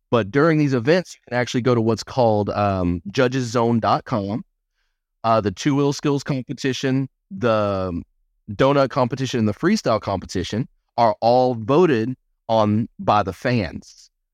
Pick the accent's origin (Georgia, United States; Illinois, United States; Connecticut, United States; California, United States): Georgia, United States; Albany; moved away; I didn't ever think that I would get out of my hometown of Albany, Georgia